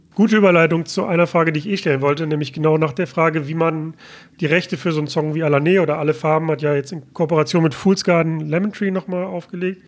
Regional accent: Mülheim an der Ruhr, North Rhine-Westphalia, Germany; bin ich gerade in meiner Heimatstadt Mülheim an der Ruhr

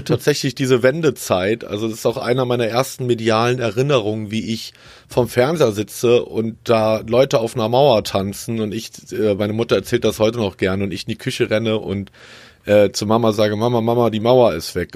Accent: south of Bonn, North Rhine-Westphalia, Germany; also born or lived in Cologne / Frankfurt; now in Karlsruhe, Germany; ich glaube vier oder fünf Jahre und dann bin ich ungefähr 50 Kilometer südlich gezogen und äh, da bin ich dann groß geworden. Südlich von Bonn.

